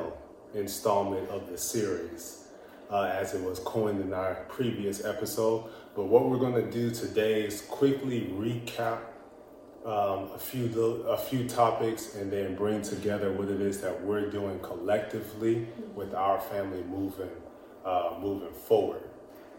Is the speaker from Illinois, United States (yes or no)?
no; Indio, California, United States; also born or lived in Fresno, California; Where I grew up is in the illustrious Indio, California